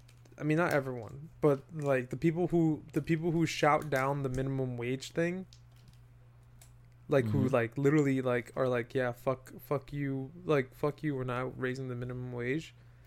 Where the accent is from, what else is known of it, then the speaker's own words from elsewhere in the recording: New York, United States; I'm saying this from New York, Westchester area boy, right?